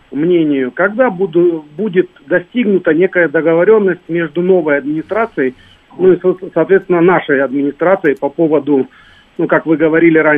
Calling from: Stavropol, Stavropol Krai, Russia

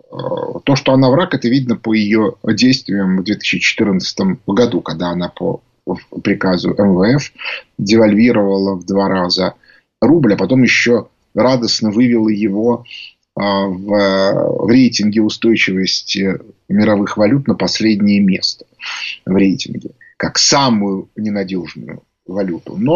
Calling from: Saint Petersburg, Russia

